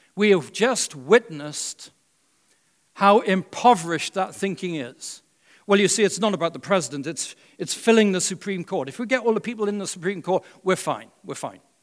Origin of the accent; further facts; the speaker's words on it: Wales, United Kingdom; now in United States; When I was growing up in Wales